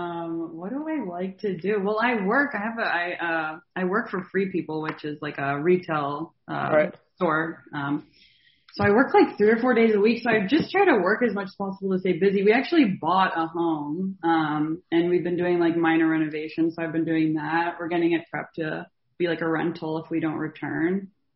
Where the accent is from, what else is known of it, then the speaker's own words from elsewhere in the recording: Baltimore, Maryland, United States; I'm from Baltimore.